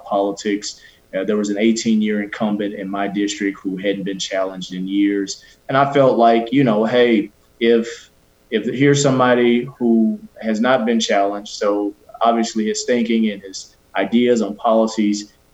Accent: Memphis, Tennessee, United States; moved away as an adult; now in Nashville, United States; I'm originally from Memphis

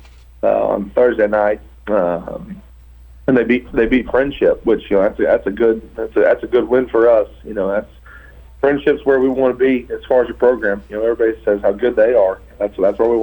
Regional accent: Oklahoma, United States; moved away; also born or lived in Florida; I'm originally from Oklahoma

